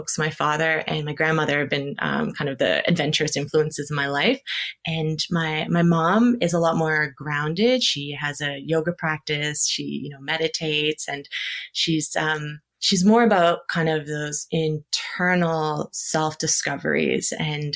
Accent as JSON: {"language": "English", "town": "Surrey", "region": "British Columbia", "country": "Canada", "tie": "born or raised there", "also_born_or_lived": "Vancouver / Saskatchewan", "lives_now": "Okanagan Valley, Canada", "said": "I grew up in Surrey and lived in Vancouver and Saskatchewan as well."}